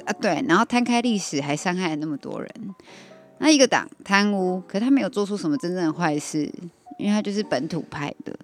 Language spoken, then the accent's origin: Chinese; Taiwan; 因为我们台湾人是有点害怕，小小胆小的台湾人